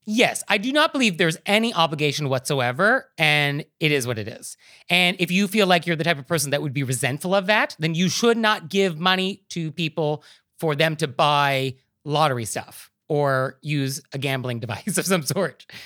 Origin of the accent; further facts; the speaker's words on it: New York, United States; as a New Yorker